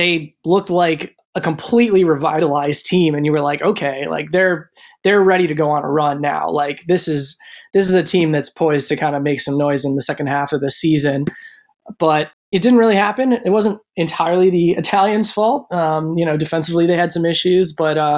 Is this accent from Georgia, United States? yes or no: no; Minnesota, United States; moved away; I did grow up in Minnesota, which is called the state of hockey